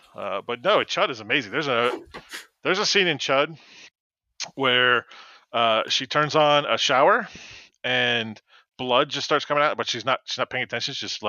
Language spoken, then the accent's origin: English; Delaware, United States; You were really visiting Delaware. I was born here.